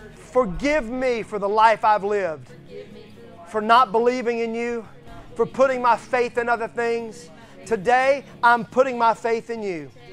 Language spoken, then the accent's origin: English; Mississippi, United States; I'm from Mississippi